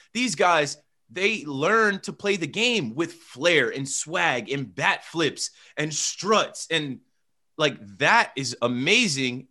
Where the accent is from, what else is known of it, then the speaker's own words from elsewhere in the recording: United States; I'm from America.